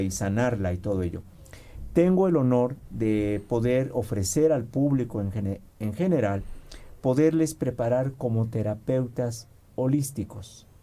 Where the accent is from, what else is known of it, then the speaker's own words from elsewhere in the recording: Mexico; soy mexicano